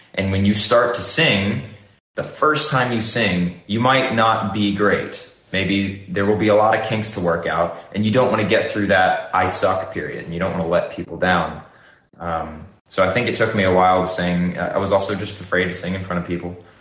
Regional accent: Nashville, Tennessee, United States; now in Los Angeles, United States; I grew up in Nashville

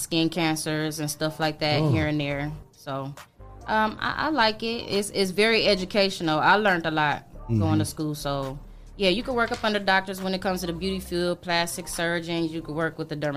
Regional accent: Toledo, Ohio, United States; also born or lived in West Palm Beach, Florida; now in Florida, United States; I'm from Toledo, Ohio, the west side of Toledo. Yep. I was born and raised in Toledo

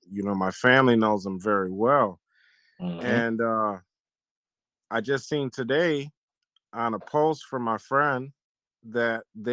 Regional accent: Milwaukee, Wisconsin, United States; I'm from Milwaukee, Wisconsin

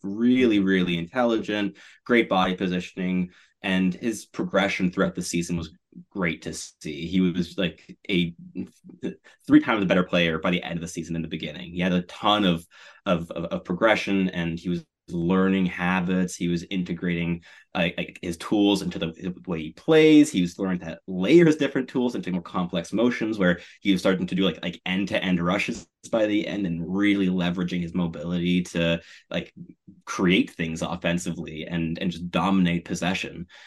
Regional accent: Montreal, Quebec, Canada; I grew up in Montreal

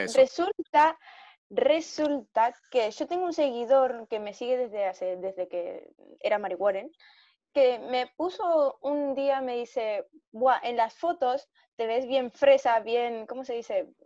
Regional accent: Argentina; now in Spain; soy de Argentina.

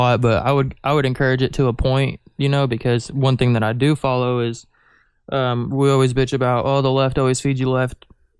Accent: Reno, Nevada, United States; born there; also born or lived in Kansas City, United States; I was born in Nevada, in Reno, and then I lived in Kansas City for a long time.

